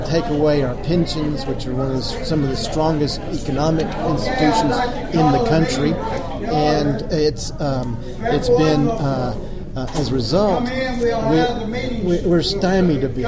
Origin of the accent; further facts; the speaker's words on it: Houston, Texas, United States; I was born and raised in Houston, Texas